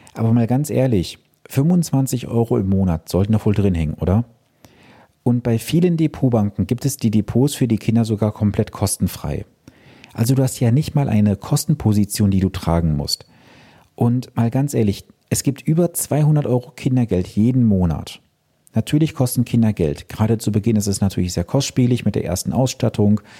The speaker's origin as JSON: {"language": "German", "country": "Germany", "said": "bei uns in Deutschland"}